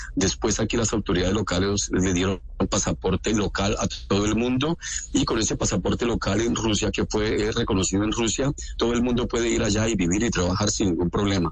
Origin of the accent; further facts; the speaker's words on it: Colombia; now in Donetsk, Ukraine; yo soy colombiano común y corriente